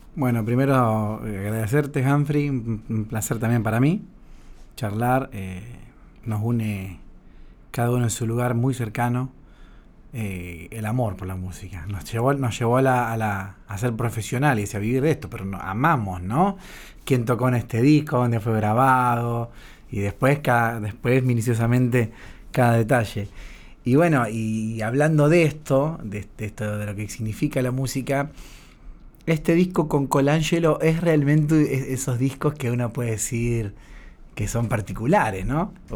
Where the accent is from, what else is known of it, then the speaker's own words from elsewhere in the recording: Rosario, Santa Fe, Argentina; moved away as an adult; cuando vine de Rosario